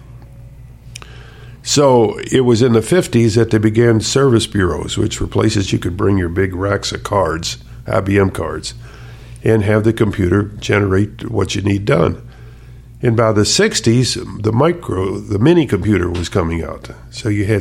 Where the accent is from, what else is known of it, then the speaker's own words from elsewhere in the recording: Louisville, Kentucky, United States; moved away as an adult; also born or lived in Schenectady, New York / Pittsburgh, Pennsylvania; I grew up in Louisville, Kentucky, and went to engineering school at the University of Louisville